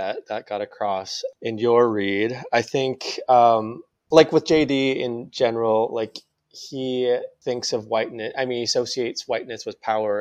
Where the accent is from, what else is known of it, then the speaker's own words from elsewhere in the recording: North Dakota, United States; also born or lived in Seoul, South Korea; I was adopted from Korea to this very white place in North Dakota. Mm-hmm. I was raised by white people.